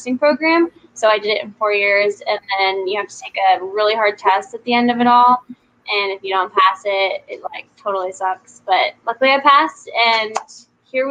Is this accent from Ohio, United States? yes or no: no; West Coast, California, United States; also born or lived in Virginia, United States; I was born in Virginia, and then me and my family moved out to the West Coast when I was like 10. I've been here ever since. Me and my husband live in Orange County right now.